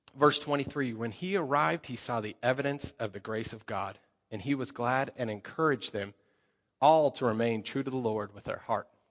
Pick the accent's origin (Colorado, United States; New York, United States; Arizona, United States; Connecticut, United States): Colorado, United States; moved away; I come from Colorado, so I speak a little bit faster.